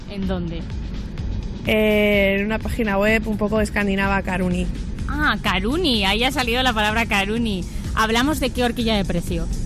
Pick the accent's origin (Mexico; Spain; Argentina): Spain; Madrid, Community of Madrid; No, no soy nada millonaria. A ver, que soy de Garabanchel, ¿vale?